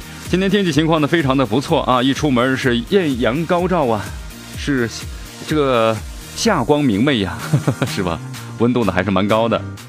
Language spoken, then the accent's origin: Chinese; Sichuan, China; accent: Sichuan dialect; 不知道他是不懂呢，还是咱们四川话是在装怪。